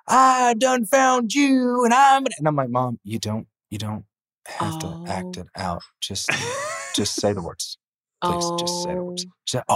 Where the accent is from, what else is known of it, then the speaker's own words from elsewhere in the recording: Tennessee, United States; I'm from Tennessee